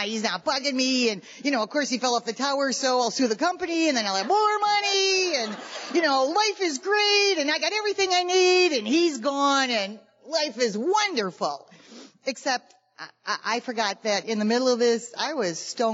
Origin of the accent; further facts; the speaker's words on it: Chicago, Illinois, United States; now in California, United States; We're both from Chicago. We live in California now, but originally we're from Chicago